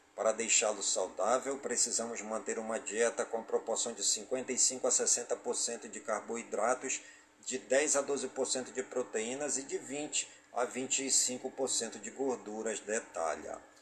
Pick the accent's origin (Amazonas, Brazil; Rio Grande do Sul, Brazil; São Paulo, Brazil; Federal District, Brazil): Amazonas, Brazil; Careiro da Várzea; em todas as comunidades do Careiro da Vaz e minha cidade natal